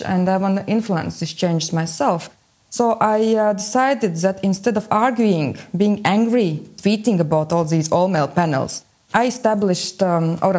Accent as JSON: {"language": "English", "region": "Riga", "country": "Latvia", "said": "I am from Latvia, from Riga"}